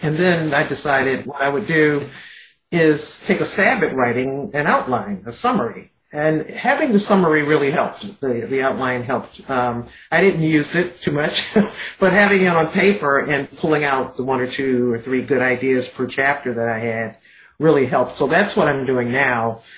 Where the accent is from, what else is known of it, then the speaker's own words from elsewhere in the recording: Detroit, Michigan, United States; growing up in Detroit